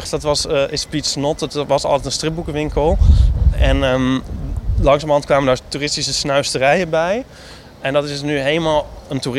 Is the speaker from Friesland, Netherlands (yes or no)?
no; Amsterdam, North Holland, Netherlands; Ik voel me helemaal thuis als Amsterdammer.